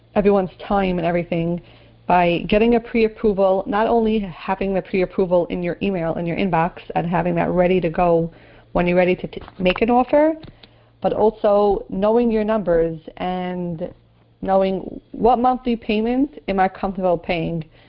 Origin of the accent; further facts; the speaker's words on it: New York City, New York, United States; when I grew up in Marine Park, there was no one there.